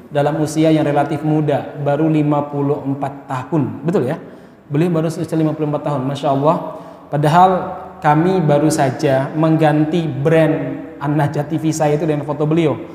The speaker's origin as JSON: {"language": "Indonesian", "town": "Solo", "region": "Central Java", "country": "Indonesia", "tie": "born or raised there", "said": "saya nggak lahir di Solo tapi saya besar di Solo"}